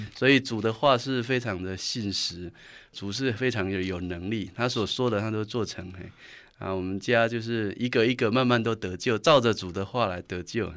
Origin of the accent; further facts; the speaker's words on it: Sihu, Yunlin County, Taiwan; 我是生长在云林县四湖乡的一个海边，在我们那里偶像是比街道还多